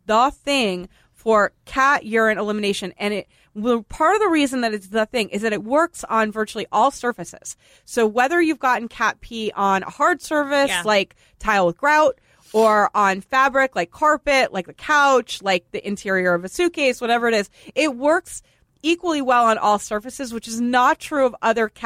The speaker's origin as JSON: {"language": "English", "town": "Boston", "region": "Massachusetts", "country": "United States", "tie": "born or raised there", "said": "I grew up in Boston"}